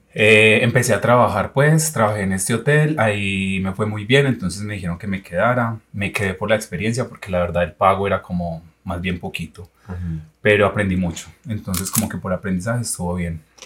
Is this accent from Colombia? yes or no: yes; Yarumal, Antioquia, Colombia; moved away as an adult; also born or lived in Argentina; yo soy de un pueblo, yo soy de Yarumal, Antioquia, del norte antioqueño. Eh, como que desde niño yo quería estudiar medicina